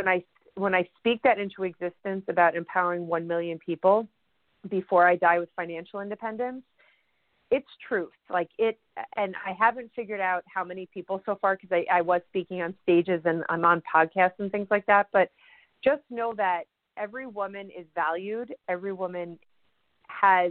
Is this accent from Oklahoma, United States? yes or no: no; New York, United States; I'm a New Yorker